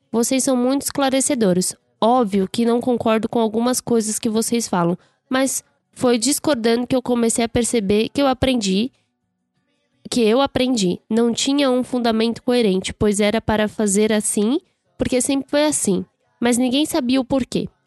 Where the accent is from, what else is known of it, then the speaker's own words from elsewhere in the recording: Rio Grande do Sul, Brazil; sou do Rio Grande do Sul